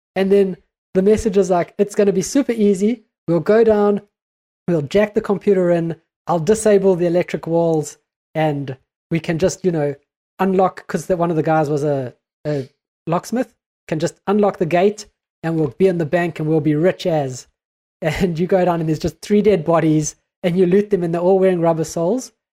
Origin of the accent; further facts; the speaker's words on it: New Zealand; we are a Kiwi podcast